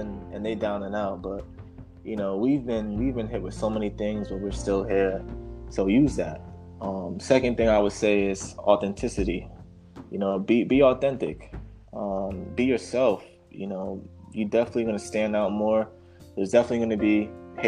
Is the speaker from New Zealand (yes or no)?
no; New York City, New York, United States; I'm from Brooklyn